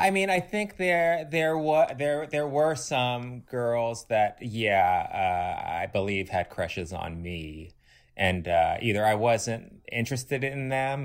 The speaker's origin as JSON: {"language": "English", "town": "Los Angeles", "region": "California", "country": "United States", "tie": "born or raised there", "said": "I grew up kind of in West L"}